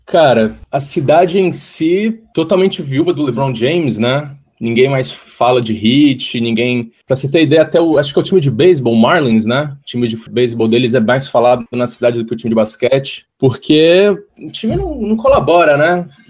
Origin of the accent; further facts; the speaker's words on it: Ceará, Brazil; accent: a little Rio, a little Ceará; moved away as an adult; also born or lived in Rio de Janeiro, Brazil; now in Miami, United States; Sou carioca, mas eu cresci minha vida inteira no Ceará, cara. Então meu sotaque vai um pouquinho pro Rio, um pouquinho pro Ceará.